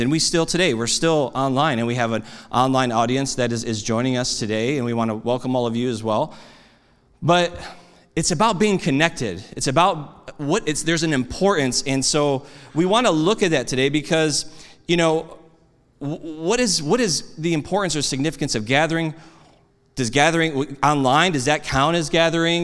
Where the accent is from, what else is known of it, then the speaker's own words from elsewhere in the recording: United States; I'm an American